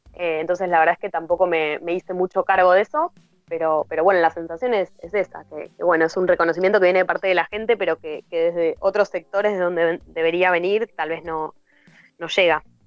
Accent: Argentina; moved away as an adult; soy del interior, vivo acá hace 11 años

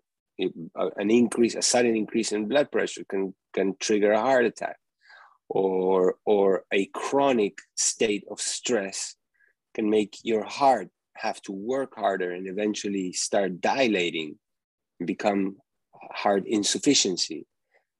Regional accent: Uruguay; moved away as an adult; also born or lived in New York; eating foods like I used to eat when I was growing up in Uruguay.

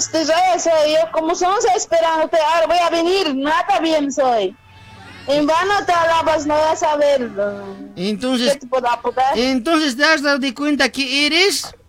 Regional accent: La Paz, Bolivia; No, ¿quién ha dicho que soy cochalita? Yo soy paseña igual.

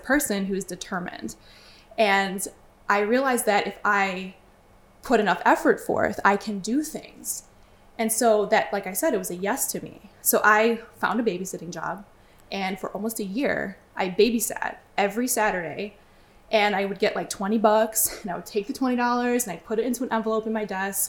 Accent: Chicago, Illinois, United States; moved away as an adult; also born or lived in Brooklyn, New York; now in Long Island, United States; Originally, I'm from Chicago. But I moved to New York when I was 19 years old

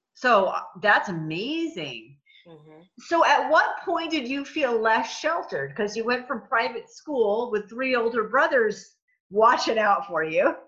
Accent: New England, United States; I'm from New England also

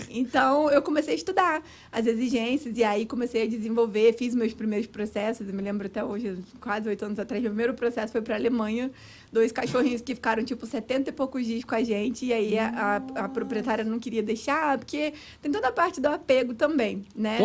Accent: Cabo Frio, Rio de Janeiro, Brazil; moved away as an adult; now in United States; eu sou do Rio de Janeiro, mas nasci no Rio, mas fui bem pequenininha para Cabo Frio

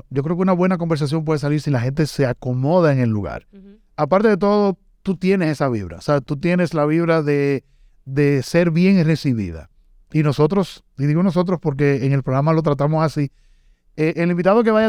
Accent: Santiago de los Caballeros, Santiago, Dominican Republic; Yo soy de Santiago

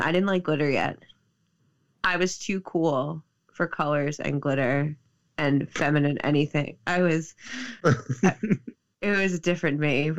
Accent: Nassau County, New York, United States; growing up in Nassau County

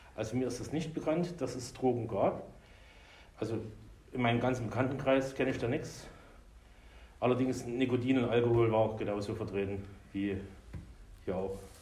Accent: Meerane, Saxony, Germany; now in Erlangen, Germany; Geboren bin ich 1972 in Sachsen, in einer kleinen Stadt, Merane heißt die, in der Nähe von Zwickau

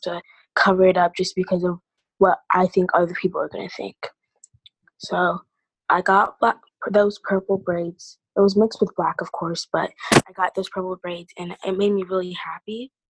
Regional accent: Iowa, United States; being born and raised in Iowa

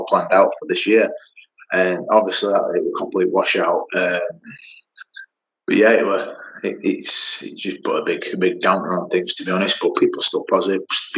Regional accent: Yorkshire and the Humber, United Kingdom; I'm from Yorkshire

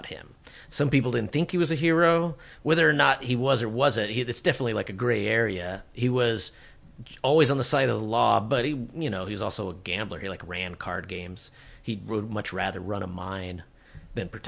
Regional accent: Colorado, United States; moved away as an adult; also born or lived in Tucson, Arizona; I grew up in Colorado

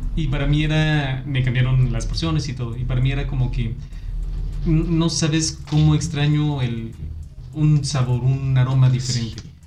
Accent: Aguascalientes, Mexico; moved away as an adult; Yo estuve viviendo fuera de, de aquí, de Aguascalientes, mucho tiempo cuando llegó la hora de hacer mi servicio, yo dije, yo quiero regresarme a mi tierra

